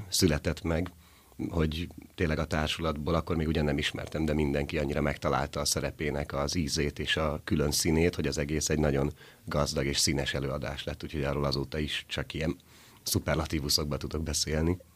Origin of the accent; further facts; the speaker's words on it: Pécel, Pest, Hungary; moved away as an adult; also born or lived in Budapest; now in Miskolc, Hungary; Pécelen élek a szüleimmel